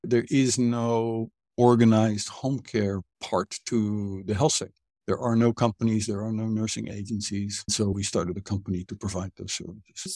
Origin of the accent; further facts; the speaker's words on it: Netherlands; moved away as an adult; also born or lived in Cambodia / Egypt; now in Hanoi, Vietnam; I was born and raised educated in Holland